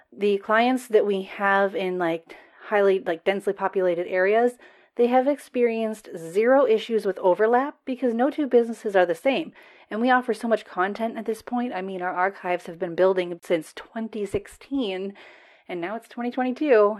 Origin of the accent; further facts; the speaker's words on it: United States; accent: American; I am American